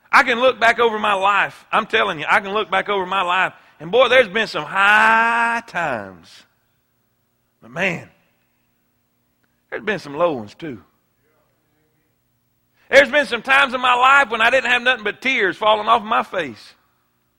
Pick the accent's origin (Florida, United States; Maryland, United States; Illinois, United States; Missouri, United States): Florida, United States; South; I grew up in South Florida my whole life